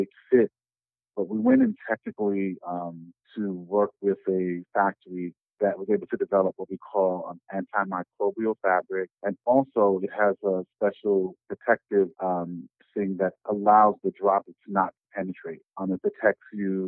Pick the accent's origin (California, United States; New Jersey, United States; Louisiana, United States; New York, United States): New York, United States; New York City; moved away as an adult; now in Little Rock, United States; I am originally from New York City